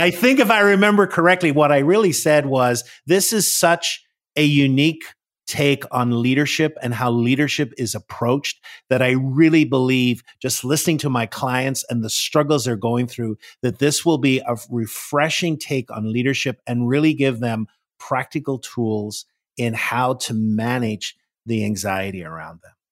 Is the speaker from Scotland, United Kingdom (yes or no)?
no; Northern Ireland, United Kingdom; moved away as an adult; now in Washington, D.C., United States; I am originally from Northern Ireland. That's where I was born and raised. I came to the U S, uh, in my twenties